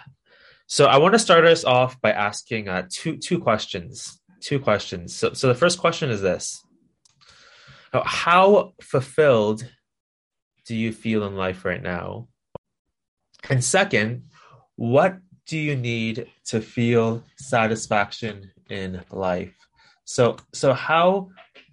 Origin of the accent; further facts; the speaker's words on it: Toronto, Ontario, Canada; moved away as an adult; now in Hong Kong; I was born and raised in Toronto, in Canada